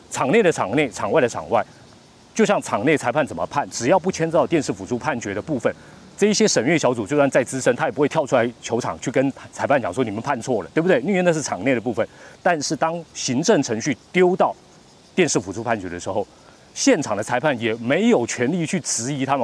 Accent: Taiwan; 我们中国人台湾人

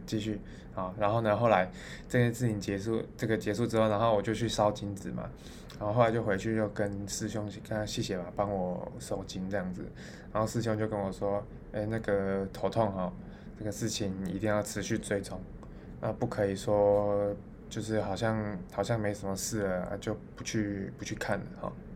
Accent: Taichung, Taiwan; moved away; 就我的家乡在台中这样

